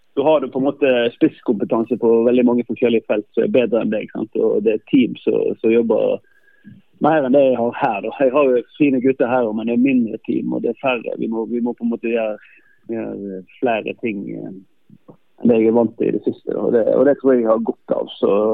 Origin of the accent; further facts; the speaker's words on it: Norway; moved away as an adult; now in Faroe Islands; det er nok litt andre forutsetninger i, i Norge og der jeg kommer fra